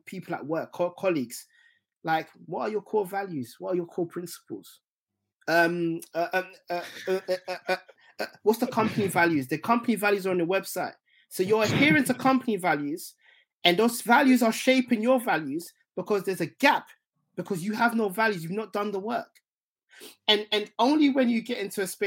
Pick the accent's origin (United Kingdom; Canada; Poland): United Kingdom; London; also born or lived in Essex; growing up in Tottenham initially